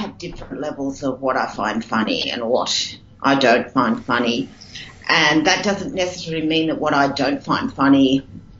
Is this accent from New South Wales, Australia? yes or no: yes; Sydney, New South Wales, Australia; I'm from Sydney, Australia